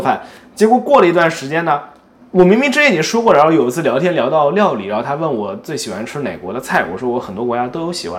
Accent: China; also born or lived in United States; now in Japan; 我们是中国人，然后在美国生活了很多年，现在搬到日本

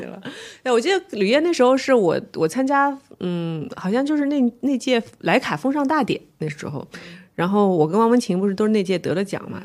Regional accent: Shanghai, China; 我是上海人

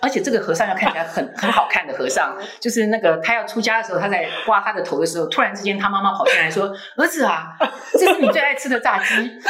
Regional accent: Taiwan; 而且我们台湾人在中秋节的时候送蛋挞，

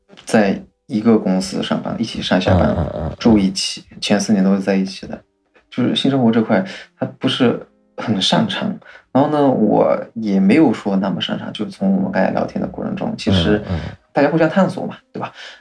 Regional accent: Fujian, China; moved away; 我们福建这边的的这个这个风俗嘛，都是这样

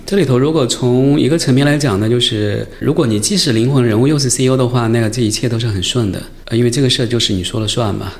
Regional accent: Longquan, Zhejiang, China; 我的老家浙江龙泉是一个小城市，它没有那个音乐的氛围，但是有嗯。美术的氛围

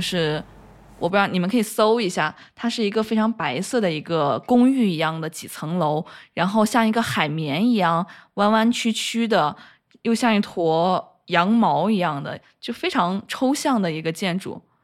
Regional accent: Luoyang, Henan, China; 我洛阳人嘛

